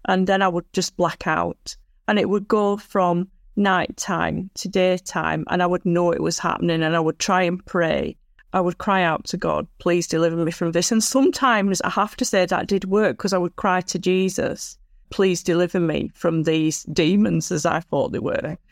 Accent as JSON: {"language": "English", "town": "Blackburn", "region": "North West England", "country": "United Kingdom", "tie": "born or raised there", "also_born_or_lived": "Lake District, Cumbria", "said": "I was born in Lancashire, U K, in Blackburn, Lancashire"}